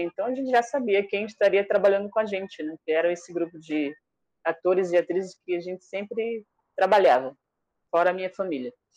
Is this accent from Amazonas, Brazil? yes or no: yes; Iauaretê, Amazonas, Brazil; first language Tariana; Portuguese is a second language; moved away; onde eu moro, onde eu morei quando eu era criança, lá em Areté